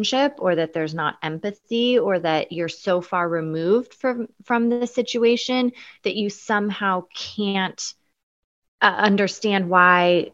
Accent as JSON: {"language": "English", "town": "Eugene", "region": "Oregon", "country": "United States", "tie": "born or raised there", "said": "I grew up in Eugene, Oregon."}